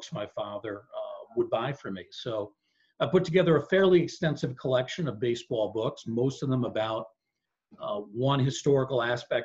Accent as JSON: {"language": "English", "town": "Bronxville", "region": "New York", "country": "United States", "tie": "born or raised there", "said": "I was born in Bronxville, New York, which is right next to Yonkers."}